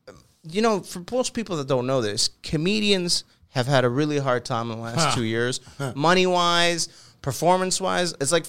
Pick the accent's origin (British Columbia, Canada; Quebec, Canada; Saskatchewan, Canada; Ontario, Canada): Quebec, Canada; Montreal; now in Toronto, Canada; Yeah, I'm from Montreal.